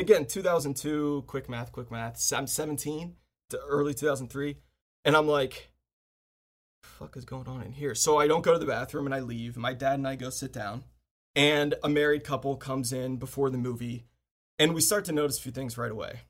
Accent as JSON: {"language": "English", "area": "Washington, D.C. area", "region": "District of Columbia", "country": "United States", "tie": "born or raised there", "said": "I live, I grew up in the Washington, D C area, suburb of Washington, D C."}